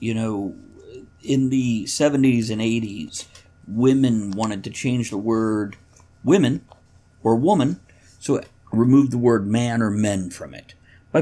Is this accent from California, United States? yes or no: no; Washington, United States; where I grew up in Washington State